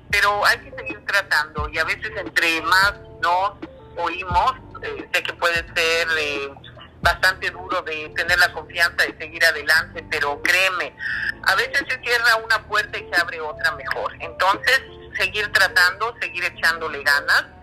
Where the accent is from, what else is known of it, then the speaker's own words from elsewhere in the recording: Mexico City, Mexico; moved away as an adult; now in Vancouver, Canada; Yo soy de México, de, la Ciudad de México